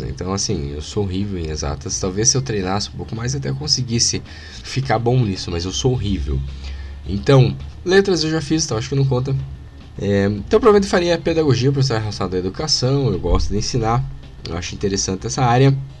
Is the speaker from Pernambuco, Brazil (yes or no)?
no; Paraná, Brazil; accent: Paranaense; paranaense aqui, o sotaque paranaense agora falou alto